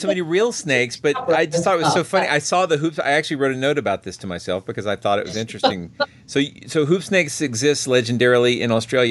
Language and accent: English; United States; As an outsider, as an American